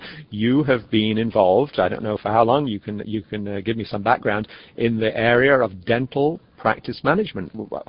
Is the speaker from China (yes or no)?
no; England, United Kingdom; moved away; when I was growing up in England